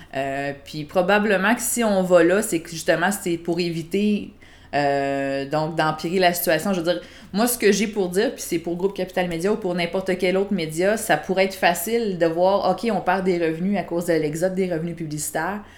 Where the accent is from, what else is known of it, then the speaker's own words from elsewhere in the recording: Quebec City, Quebec, Canada; moved away as an adult; also born or lived in Sainte-Julie; now in Granby, Canada; je viens de Québec